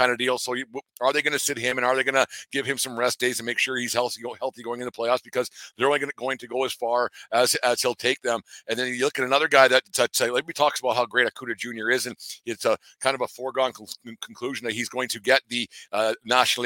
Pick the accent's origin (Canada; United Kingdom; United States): Canada; as a Canadian baseball fan